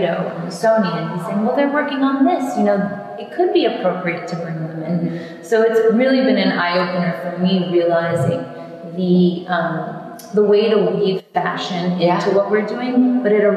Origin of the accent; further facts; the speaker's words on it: New York, United States; being a New Yorker